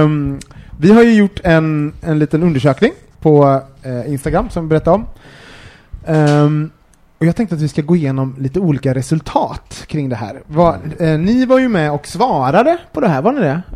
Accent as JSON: {"language": "Swedish", "town": "Gothenburg", "region": "Västra Götaland", "country": "Sweden", "also_born_or_lived": "Årsta", "moved": "yes", "lives_now": "Stockholm, Sweden", "said": "vi kom från Göteborg"}